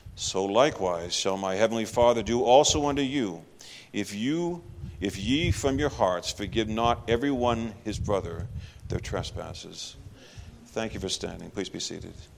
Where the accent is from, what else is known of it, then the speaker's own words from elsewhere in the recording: Texas, United States; moved away; I'm actually from Texas